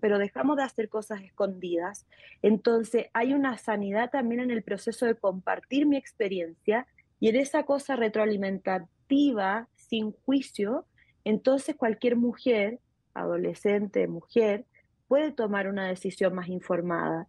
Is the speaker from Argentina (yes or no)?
no; Chile; moved away as an adult; now in Mexico; Soy chilena y hace nueve años resido en México